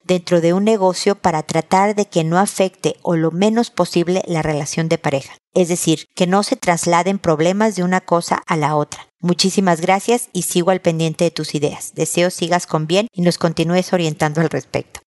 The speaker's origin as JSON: {"language": "Spanish", "country": "Mexico", "moved": "yes", "lives_now": "Chile", "said": "buena parte de quien soy es ser mexicana"}